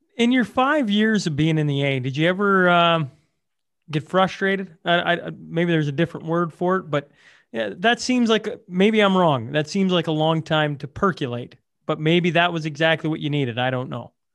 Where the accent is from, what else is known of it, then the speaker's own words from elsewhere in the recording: Hillmond, Saskatchewan, Canada; Hillmond uh, is my hometown.